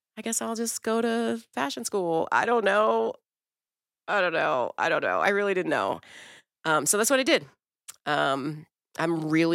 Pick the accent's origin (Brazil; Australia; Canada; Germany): Brazil; born there; No, I'm actually Brazilian. I was born in Brazil.